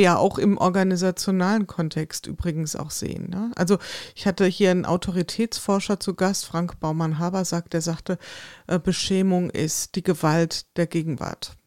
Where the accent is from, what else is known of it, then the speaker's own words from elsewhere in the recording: Hesse, Germany; ich komme aus dem Hessenland